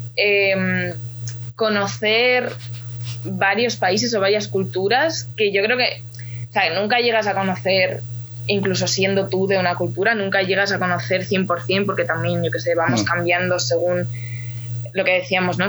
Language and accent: Spanish; Ukraine; now in Spain; yo soy ucraniana